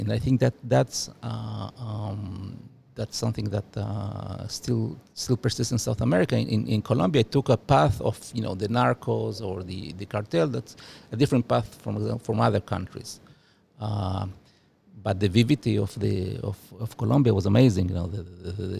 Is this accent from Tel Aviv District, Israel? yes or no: yes; Ramat HaSharon, Tel Aviv District, Israel; first language Spanish; English is a second language; also born or lived in Uruguay; now in China; When I grew up in Israel in the 1970s, 80s, I grew up in a nice city, nice neighborhood, Ramat Hasharon